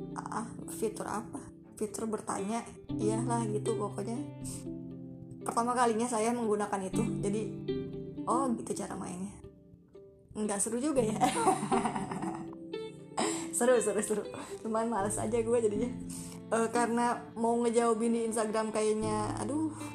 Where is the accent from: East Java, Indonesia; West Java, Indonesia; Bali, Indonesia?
West Java, Indonesia; Depok; Asli orang Depok. Depok Pride